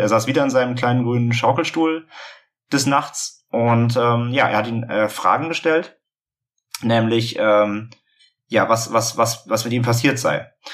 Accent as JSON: {"language": "German", "region": "Hamburg", "country": "Germany", "said": "wir kommen aus Hamburg"}